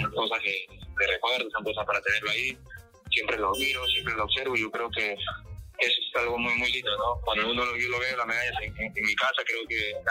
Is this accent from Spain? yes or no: no; Comas, Lima, Peru; yo soy de Rico comas